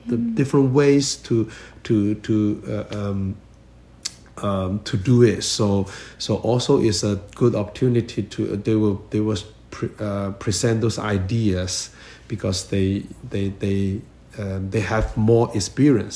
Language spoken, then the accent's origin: English; China; moved away as an adult; now in Toronto, Canada; I come from China